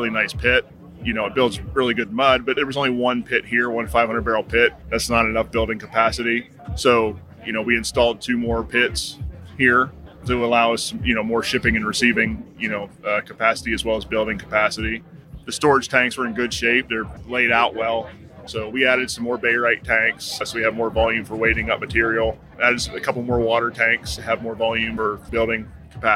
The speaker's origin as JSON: {"language": "English", "town": "Philipsburg", "region": "Pennsylvania", "country": "United States", "also_born_or_lived": "Cheyenne, Wyoming", "moved": "as an adult", "said": "I'm from Phillipsburg, Pennsylvania, right in the center of the state"}